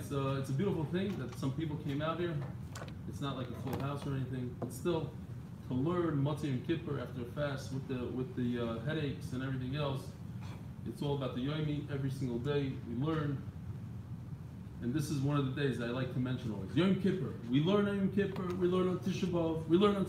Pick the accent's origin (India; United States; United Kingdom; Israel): Israel; I'm from Eretz Yisrael.